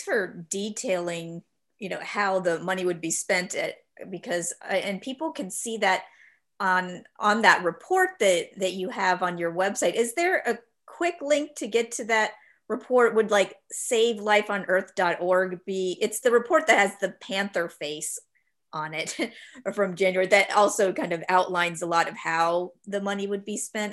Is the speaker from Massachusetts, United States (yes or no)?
no; Florida, United States; I'm from Florida, and even though there's the Everglades, I never really remember seeing anything across what we call alligator alley